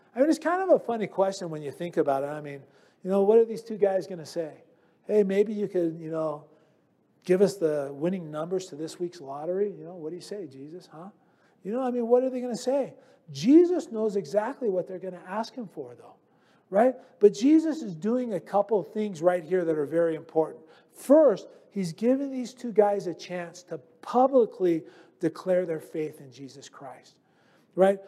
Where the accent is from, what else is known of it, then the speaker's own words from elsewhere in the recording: United States; I'm just an American.